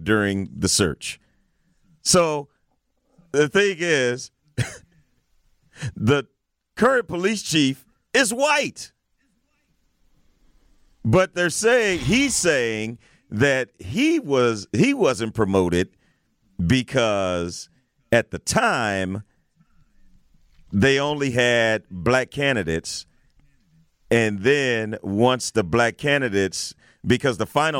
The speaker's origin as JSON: {"language": "English", "town": "East St. Louis", "region": "Illinois", "country": "United States", "said": "I'm from East St. Louis. It's close to my hometown."}